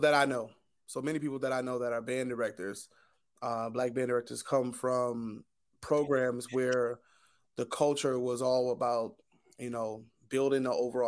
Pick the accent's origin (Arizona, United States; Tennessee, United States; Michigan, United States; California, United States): Michigan, United States; Detroit; now in Newark, United States; I'm teaching in Newark, I came from Detroit, I specifically wanted to teach in an urban inner city.